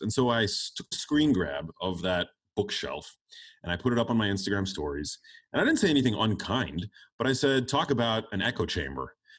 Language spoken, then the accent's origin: English; New York City, New York, United States; I grew up in New York City